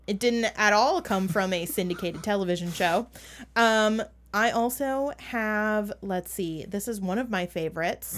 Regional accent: Minnesota, United States; accent: Minnesotan; my Minnesotan accent

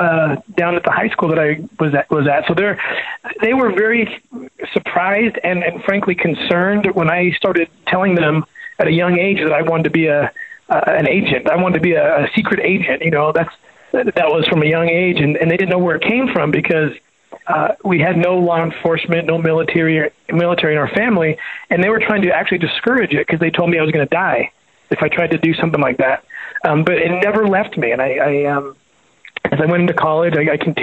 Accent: Los Angeles, California, United States; when I was growing up in Southern California

